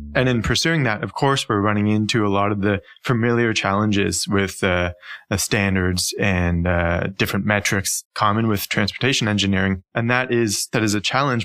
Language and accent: English; near Toronto, Ontario, Canada; accent: Canadian; moved away as an adult; also born or lived in Stockholm, Sweden; now in Copenhagen, Denmark; I'm actually uh, not Swedish, not Danish, but rather Canadian. So I was born and raised uh, in in Ontario, near to Toronto